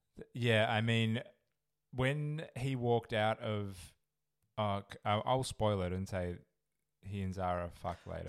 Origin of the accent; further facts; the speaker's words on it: Perth, Western Australia, Australia; Perth, Western Australia